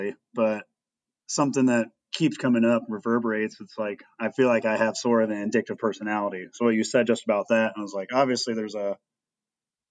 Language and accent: English; Princeton, Iowa, United States; I grew up in Princeton, Iowa, a real small town on the Mississippi.